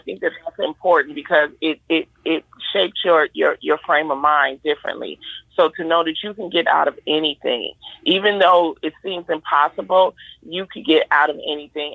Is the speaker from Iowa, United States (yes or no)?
no; Detroit, Michigan, United States; I grew up in Detroit in the Brewster Project